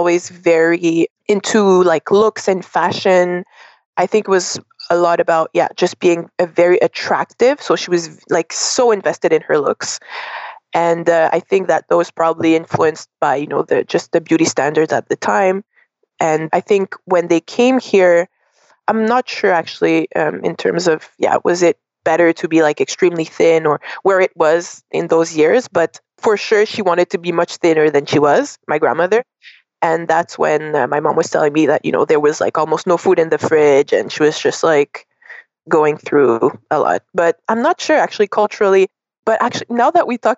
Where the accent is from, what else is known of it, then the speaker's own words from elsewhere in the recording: Montreal, Quebec, Canada; also born or lived in West Africa; we actually came back to Montreal, because I was born in Montreal, but my first 3 years I spent in West Africa with my parents